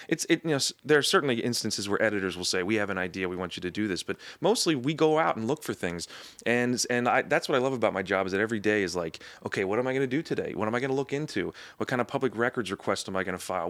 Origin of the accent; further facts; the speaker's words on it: Anne Arundel County, outside of Annapolis, Maryland, United States; now in Baltimore, United States; I'm from, uh, Anne Arundel County, uh, outside of Annapolis